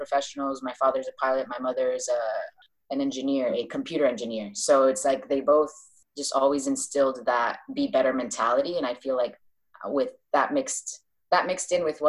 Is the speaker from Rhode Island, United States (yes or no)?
no; Doral, Florida, United States; moved away as an adult; also born or lived in Bogota, Colombia / Medellin, Colombia / Miami, United States; now in Gran Canaria, Spain; I grew up in Doral, which is in South Florida.